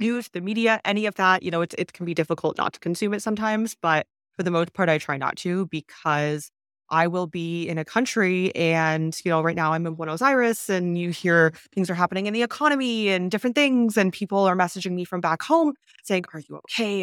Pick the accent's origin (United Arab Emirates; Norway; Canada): Canada; moved away; also born or lived in China; I'm actually from Canada